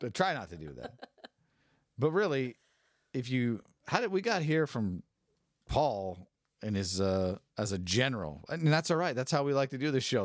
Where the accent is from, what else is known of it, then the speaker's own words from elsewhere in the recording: San Francisco, California, United States; I'm from San Francisco